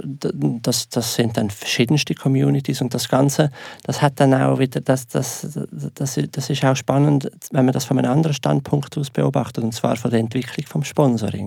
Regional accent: Switzerland; wir Schweizer

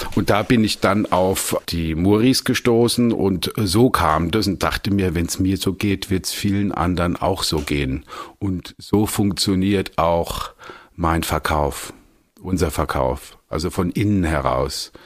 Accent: Landau, Rhineland-Palatinate, Germany; ich komme aus Landau, das ist die größte weinbautreibende Gemeinde

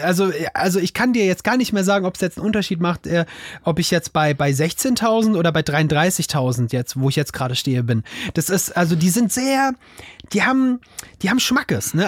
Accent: Offenbach, Hesse, Germany; ich komme aus, ich komme aus Hessen, aus Offenbach.

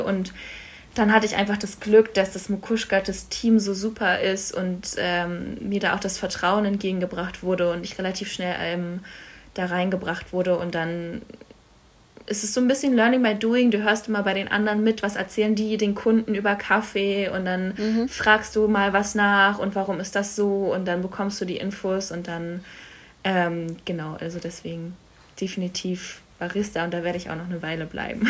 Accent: Berlin, Germany; moved away as an adult; also born or lived in Stuttgart / Cologne; ich komme aus Berlin ursprünglich, bin da aufgewachsen

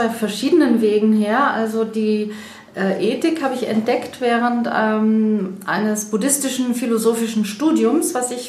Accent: Freiburg, Baden-Württemberg, Germany; Ähm, ja, ich bin eben aus Freiburg, deshalb die räumliche Trennung und hier sind wir jetzt eben, wie gesagt, in Überlingen zusammengetroffen.

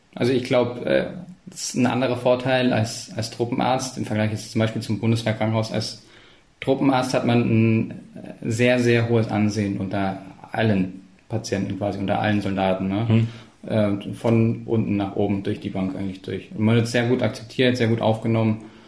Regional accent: Ulm, Baden-Württemberg, Germany; moved away; also born or lived in Berlin / Trollenhagen; ich bin in Ulm aufgewachsen

